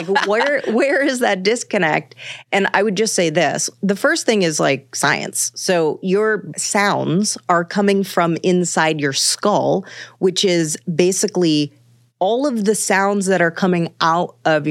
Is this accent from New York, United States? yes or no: yes; Manhattan, New York, United States; I'm from Manhattan, and that is natural to Manhattanites too, you know?